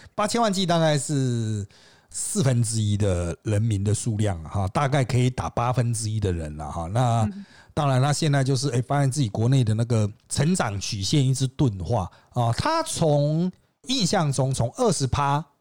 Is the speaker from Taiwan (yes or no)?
yes; Taiwan; 我们就是这个台湾人